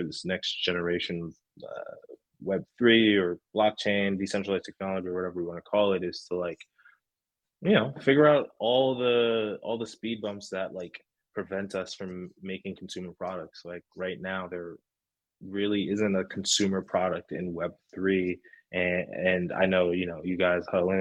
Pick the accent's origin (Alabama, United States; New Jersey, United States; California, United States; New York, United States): New Jersey, United States; I'm from Jersey